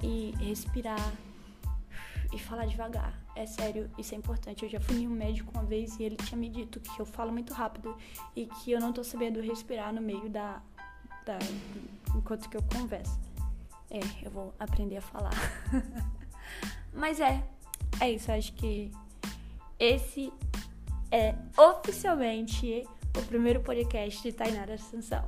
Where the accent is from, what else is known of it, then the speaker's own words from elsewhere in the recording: Estância, Sergipe, Brazil; accent: nordestino; Sou sergipana, por isso esse sotaque nordestino aqui. É, especificamente estanciana, uma cidadezinha do interior aqui de Sergipe.